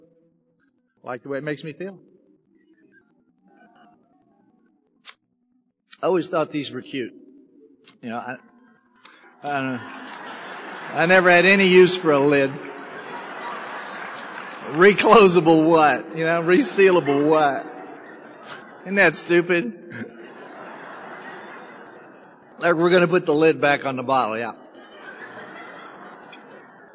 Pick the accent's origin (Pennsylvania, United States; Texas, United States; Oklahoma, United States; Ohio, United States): Oklahoma, United States; Oklahoma City; moved away; I'm from Oklahoma, originally. Oklahoma City's where I was born. Grew up in relative poverty